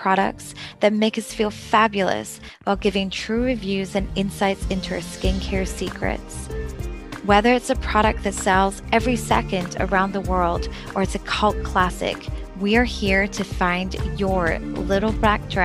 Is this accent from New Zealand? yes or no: no; Scotland, United Kingdom; moved away as an adult; now in Houston, United States; I'm originally from Scotland. I'm sure my accent has not fooled you, but we moved to Houston with my husband nearly 7 years ago